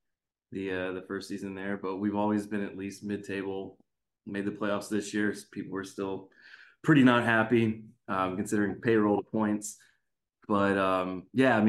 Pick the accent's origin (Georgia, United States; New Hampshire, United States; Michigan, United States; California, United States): Georgia, United States; just outside of Atlanta; I grew up in Georgia, just outside of Atlanta.